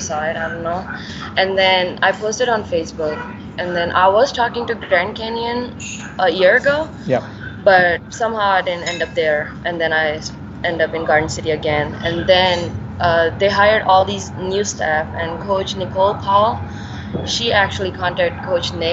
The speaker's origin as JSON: {"language": "English", "town": "Bhilai", "region": "Chhattisgarh", "country": "India", "second_language": "English", "said": "Yeah, I'm from Bhilai, Chhattisgarh."}